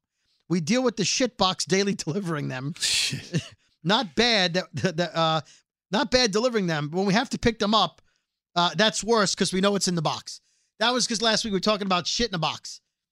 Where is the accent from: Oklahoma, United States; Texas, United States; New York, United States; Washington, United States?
New York, United States; Brooklyn; Yes, I know, because we're from Brooklyn!